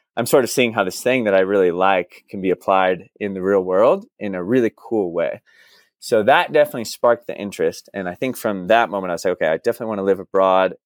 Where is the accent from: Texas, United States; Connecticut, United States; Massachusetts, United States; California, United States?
Texas, United States; Dallas; moved away as an adult; also born or lived in Austin, United States / New York City, United States / Santiago, Chile / Buenos Aires, Argentina; I'm actually originally from Dallas, Texas